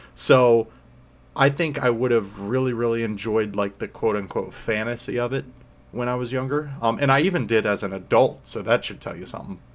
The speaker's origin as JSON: {"language": "English", "region": "Florida", "country": "United States", "said": "I'm from Florida"}